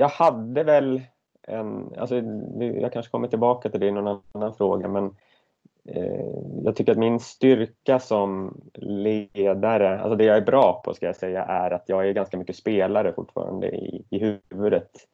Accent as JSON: {"language": "Swedish", "town": "Södertälje", "region": "Stockholm County", "country": "Sweden", "moved": "as an adult", "lives_now": "Gothenburg, Sweden", "said": "Jag är från Södertälje från början"}